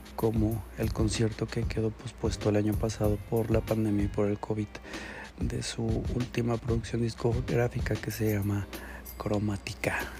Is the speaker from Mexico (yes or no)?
yes; Mexico; Nosotros como mexicanos